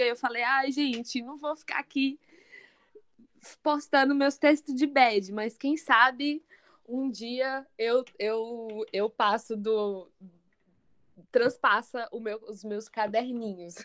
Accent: Bahia, Brazil; Eu que sou baiana

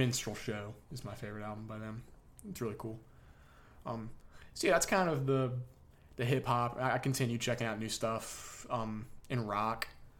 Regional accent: North Carolina, United States; Like, we're not New York rappers, we're Southern rappers. We're from North Carolina.

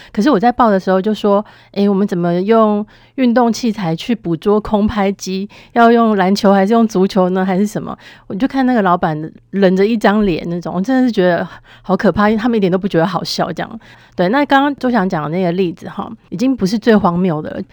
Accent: Taiwan; 我们台湾人

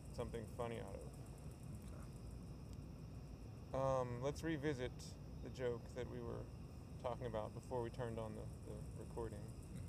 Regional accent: London, United Kingdom; And I'm from London.

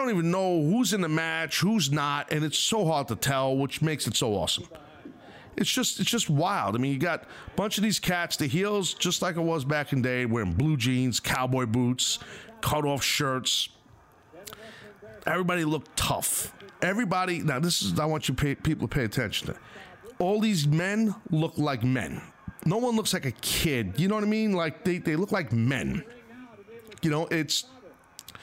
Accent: Northeast, United States; I'm a guy from the Northeast

